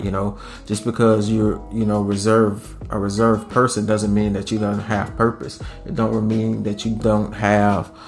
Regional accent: Louisiana, United States; we're from Louisiana

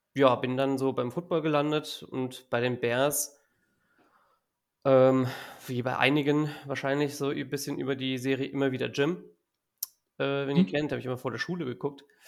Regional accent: area of Giessen, Hesse, Germany; ich komme aus der Gegend von Gießen in Hessen

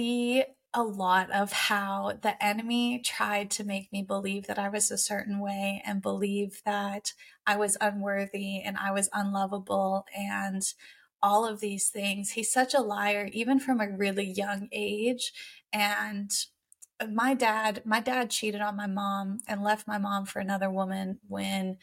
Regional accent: Canada; I am 27 and I'm Canadian

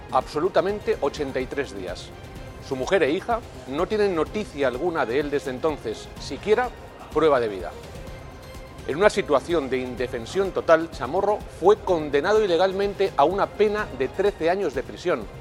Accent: Spain; soy diputado español en el Parlamento Europeo.

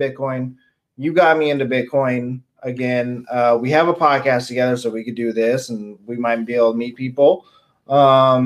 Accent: Albuquerque, New Mexico, United States; I'm also from Albuquerque

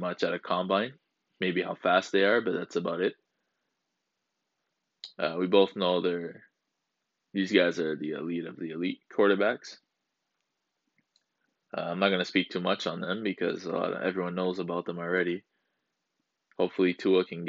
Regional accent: Canada; I'm from Canada as well.

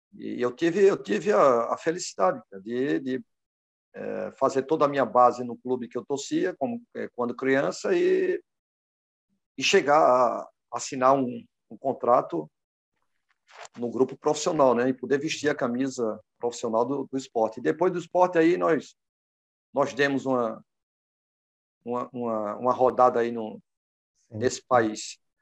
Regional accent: Pernambuco, Brazil; also born or lived in Recife; now in Ceará, Brazil; pernambucano de nascença e cearense de, de coração

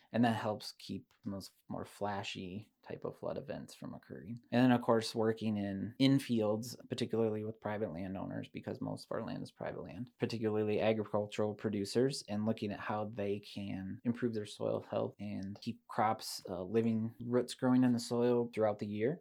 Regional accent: Decorah, Iowa, United States; moved away as an adult; also born or lived in South Dakota; I grew up in Decorah

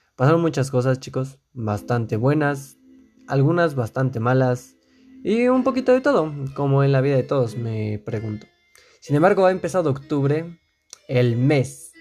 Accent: Mexico; yo eh, resido dentro del país de México y pues aquí en mi país

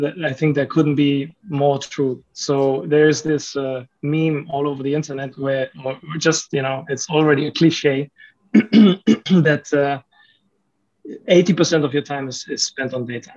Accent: Germany; moved away as an adult; also born or lived in Romania; now in Malaysia; I lived my whole life in, in Germany

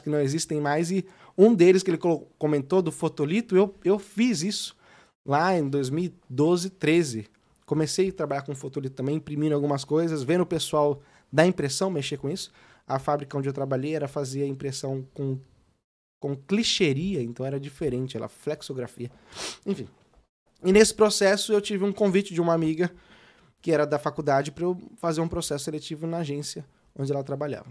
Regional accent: São Paulo, Brazil; also born or lived in Sorocaba; eu sou de São Paulo, né? Eu mudei pra Sorocaba com os meus quinze anos

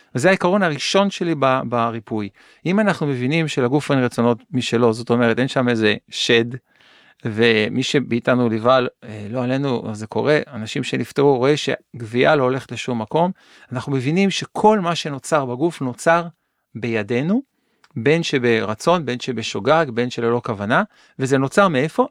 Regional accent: Kiryat Yam, Haifa District, Israel; נולדתי באזור של קריית ים

